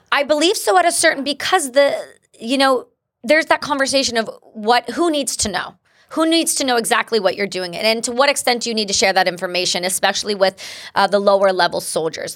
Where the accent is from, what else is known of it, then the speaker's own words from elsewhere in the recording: Canada; first language English; I'm an English-speaking Canadian. my first language is English.